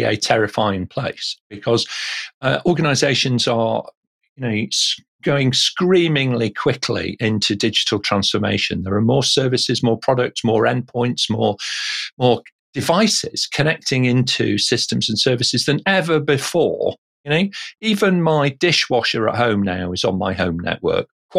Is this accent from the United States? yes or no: no; England, United Kingdom; as an Englishman